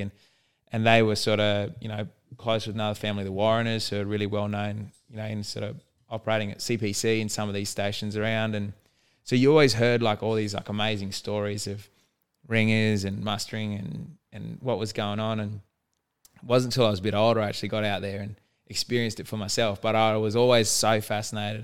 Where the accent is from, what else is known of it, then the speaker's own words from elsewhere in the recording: Darwin, Northern Territory, Australia; Grew up in Darwin, born in Darwin Hospital